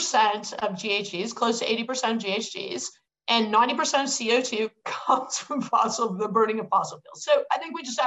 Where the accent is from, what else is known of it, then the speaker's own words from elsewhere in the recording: Hamilton, Ontario, Canada; I'm from Hamilton, which is the steel town